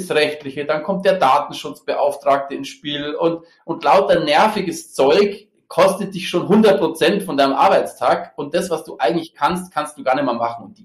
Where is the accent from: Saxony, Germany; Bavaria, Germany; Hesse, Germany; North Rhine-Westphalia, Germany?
Bavaria, Germany; Munich; born there; Ja, ich bin tatsächlich gebürtiger Münchner und äh, das vielleicht, vielleicht auch ganz nett.